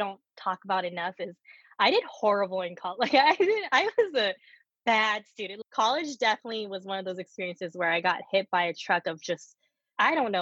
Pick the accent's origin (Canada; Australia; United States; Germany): United States; first language Korean; English is a second language; also born or lived in Korea; I was born in the US